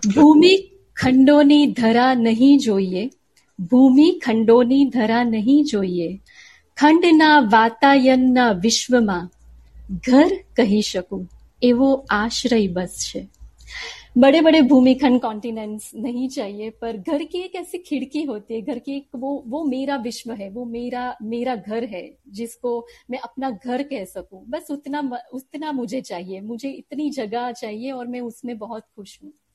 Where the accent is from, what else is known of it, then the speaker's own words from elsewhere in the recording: Surat, Gujarat, India; first language Gujarati; Hindi is a second language; सूरत से हूँ और उससे भी बढ़कर कहूँ तो वीर कवि नर्मद की धरती सूरत से हूँ तो हम सब सूरतवासियों की रग रग में गुजराती साहित्य गुजराती भाषा बहती है